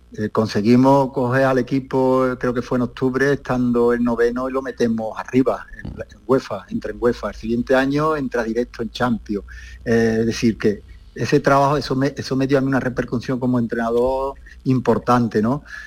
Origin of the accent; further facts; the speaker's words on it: Spain; moved away as an adult; also born or lived in United Arab Emirates; después de tanto tiempo lejos de, mi ciudad, lejos de España, lejos de mi gente